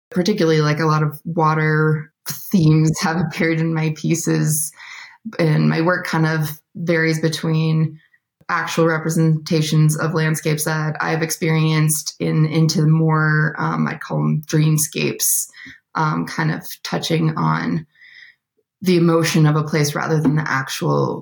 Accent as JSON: {"language": "English", "region": "South Dakota", "country": "United States", "tie": "born or raised there", "moved": "as an adult", "lives_now": "Bozeman, United States", "said": "I grew up in South Dakota"}